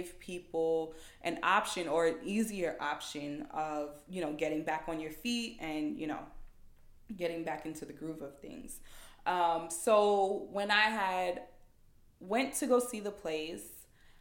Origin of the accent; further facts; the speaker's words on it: New York City, New York, United States; I'm like from Queens. That's where everyone that I know lives.